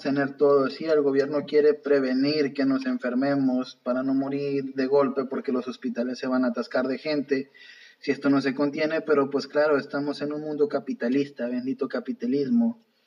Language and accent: Spanish; Mexico; como buenos mexicanos